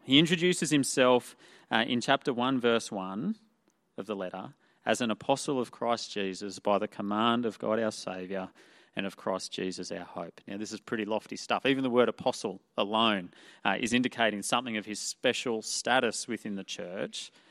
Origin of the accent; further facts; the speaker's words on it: Toowoomba, Queensland, Australia; moved away as an adult; I grew up in Toowoomba, the town of Toowoomba.